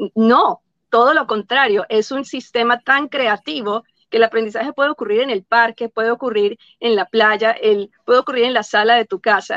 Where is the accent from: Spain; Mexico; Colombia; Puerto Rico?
Colombia; now in United States; originalmente yo de Colombia